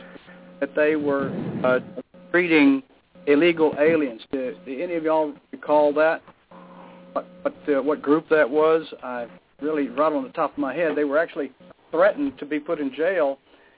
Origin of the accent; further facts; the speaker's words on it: United States; I'm very proud of the heritage, but I am an American